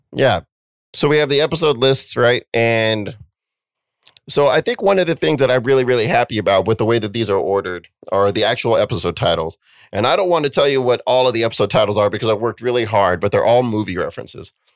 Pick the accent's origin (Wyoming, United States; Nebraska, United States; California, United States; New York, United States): Wyoming, United States; Cheyenne; moved away; we grew up in Cheyenne, Wyoming, where we only had Gary and my mom and each other